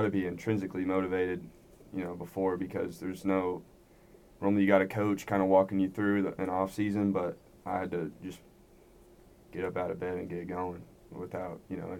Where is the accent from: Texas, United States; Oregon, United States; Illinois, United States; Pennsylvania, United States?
Texas, United States; Plano; moved away as an adult; now in Stillwater, United States; I'm from Plano. Obviously